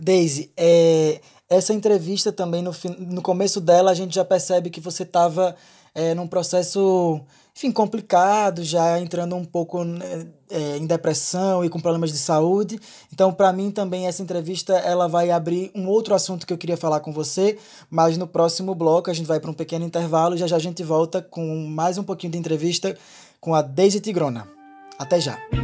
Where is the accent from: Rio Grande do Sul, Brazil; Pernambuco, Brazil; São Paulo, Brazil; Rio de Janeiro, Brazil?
Pernambuco, Brazil; esteja na minha terra, que você esteja fazendo parceria com os meus amigos, com as minhas amigas, que esteja conhecendo o funk daqui